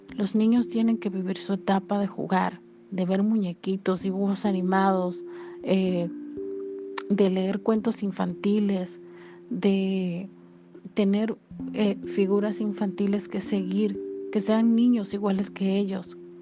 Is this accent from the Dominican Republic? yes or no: yes; Dominican Republic; aquí en mi país, República Dominicana